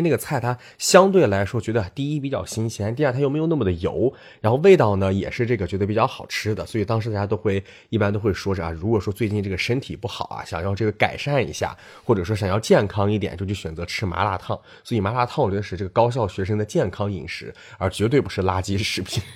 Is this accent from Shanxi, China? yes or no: yes; Shanxi, China; moved away as an adult; now in Beijing, China; 只有我作为一个膻系人，可能是相对靠北一点儿。然后从小这个经常吃羊肉